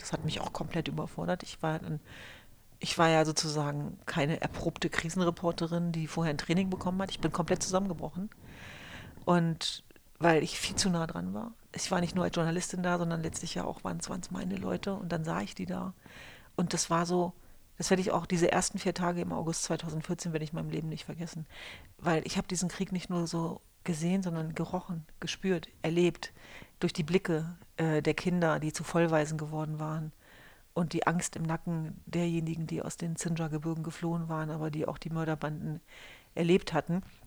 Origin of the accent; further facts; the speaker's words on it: Hanover, Lower Saxony, Germany; ich hatte halt das Glück, mit Hannover an einem Ort groß zu werden, wo es noch sowas wie eine heile Welt gab. Also ich komme genauer gesagt aus Hannover-Linden